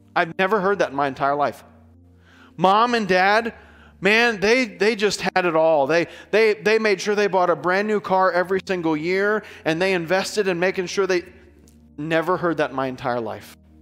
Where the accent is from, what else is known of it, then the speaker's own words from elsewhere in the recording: United States; we're American and culturally speaking, everything is okay for us